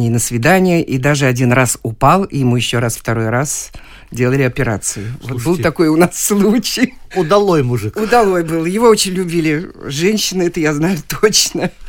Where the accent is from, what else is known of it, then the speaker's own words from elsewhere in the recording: Saint Petersburg, Russia; Ну, вообще я коренная ленинградка.